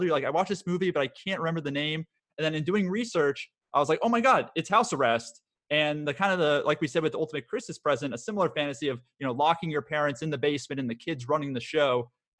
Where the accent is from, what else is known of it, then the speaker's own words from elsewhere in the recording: Florida, United States; also born or lived in San Diego; growing up in Florida and San Diego at the time, having the ability to make it snow in such a warm weather climate was definitely every kid's fantasy.